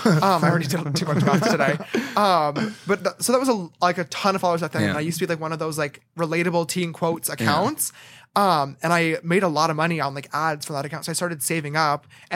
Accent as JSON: {"language": "English", "town": "Bethlehem", "region": "New York", "country": "United States", "said": "No. Right outside of Albany. Okay, a town called Bethlehem."}